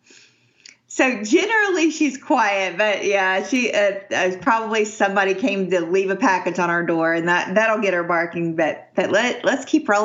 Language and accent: English; Atlanta, Georgia, United States; also born or lived in New Orleans; I'm from Atlanta, but we used to go to Savannah a lot growing up